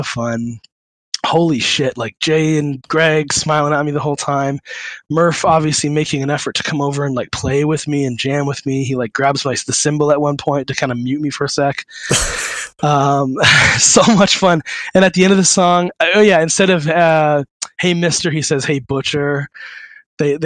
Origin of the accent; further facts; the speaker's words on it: Waterloo, Ontario, Canada; moved away; I'm from Waterloo originally